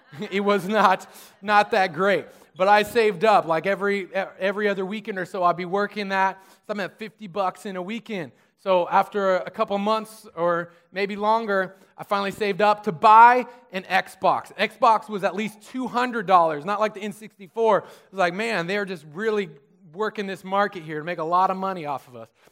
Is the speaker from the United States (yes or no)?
yes; Susanville, California, United States; I grew up in Susanville, so it was out in the desert